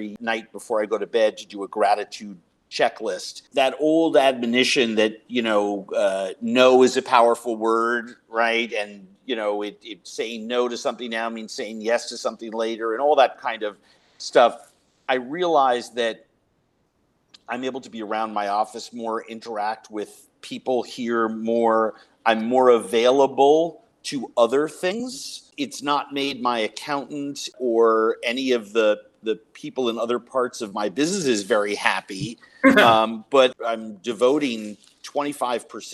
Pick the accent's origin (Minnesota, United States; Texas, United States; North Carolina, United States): Minnesota, United States; Minneapolis; the Minneapolis Police Department here in my hometown